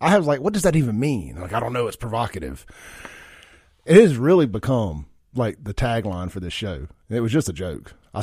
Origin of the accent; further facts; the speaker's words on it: Jackson, Mississippi, United States; I grew up in South Jackson in the 90s thinking I was black.